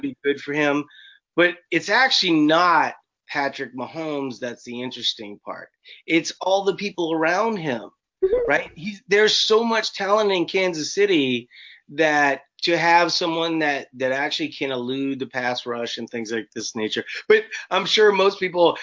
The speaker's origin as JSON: {"language": "English", "town": "New Orleans", "region": "Louisiana", "country": "United States", "moved": "yes", "lives_now": "Minnesota, United States", "said": "I live in Minnesota, but I'm actually not from Minnesota. Mm-hmm. I'm from New Orleans"}